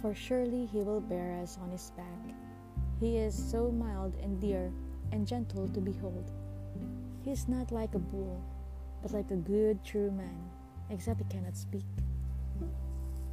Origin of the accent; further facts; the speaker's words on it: Philippines; I'm from Asia. I am from the Philippines